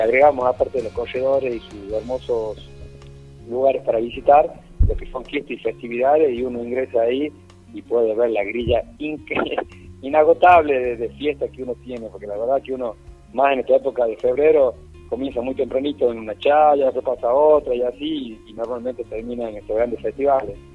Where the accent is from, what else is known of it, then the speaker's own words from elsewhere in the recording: La Rioja, Argentina; Yo soy de Capital, sí, sí, yo soy de Capital